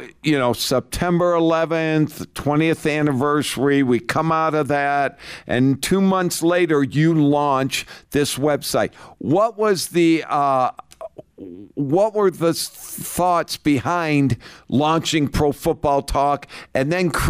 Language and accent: English; Littleton, Colorado, United States